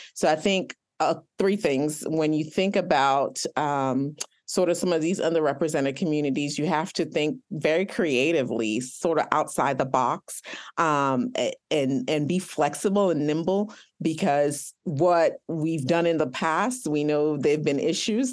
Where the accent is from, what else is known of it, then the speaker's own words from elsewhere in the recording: Nigeria; I am Nigerian